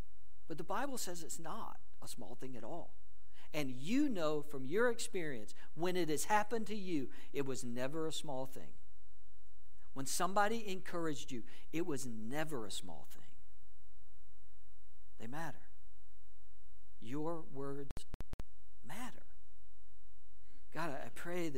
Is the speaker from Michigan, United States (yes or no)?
no; South Georgia, United States; I grew up in South Georgia